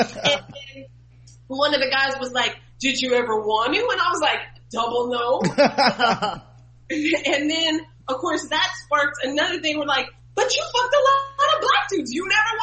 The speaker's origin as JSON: {"language": "English", "town": "Los Angeles", "region": "California", "country": "United States", "tie": "born or raised there", "moved": "yes", "said": "I grew up in Los Angeles"}